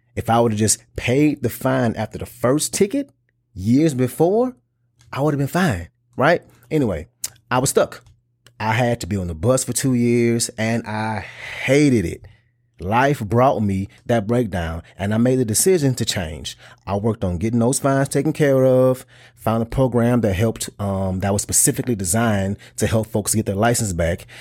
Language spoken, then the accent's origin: English; the South, United States; I'm from the South and I grew up around big cars